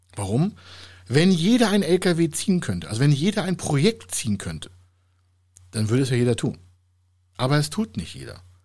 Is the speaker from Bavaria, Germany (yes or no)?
no; Heide, Schleswig-Holstein, Germany; in meiner Heimatstadt in Heide